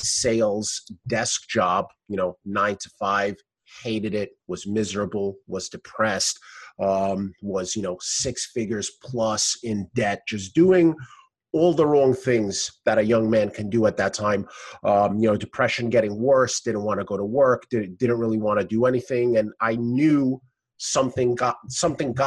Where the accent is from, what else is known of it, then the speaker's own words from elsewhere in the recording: New York City, New York, United States; I am from Brooklyn, New York, born and raised